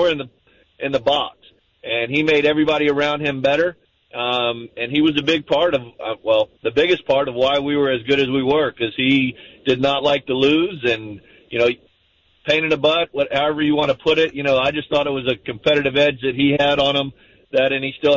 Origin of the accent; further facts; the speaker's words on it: South Florida, United States; now in Jacksonville, United States; I grew up in South Florida